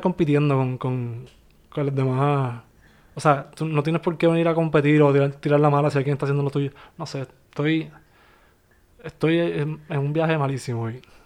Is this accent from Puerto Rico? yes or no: yes; Bayamón, Puerto Rico; moved away as an adult; also born or lived in Miami; también somos de Bayamón